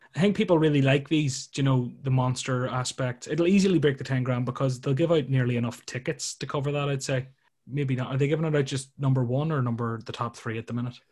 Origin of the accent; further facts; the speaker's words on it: Ireland; being from Ireland